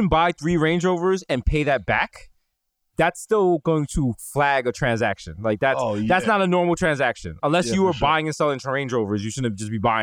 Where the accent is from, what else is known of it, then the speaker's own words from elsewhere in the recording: New York City, New York, United States; we are from the Bronx.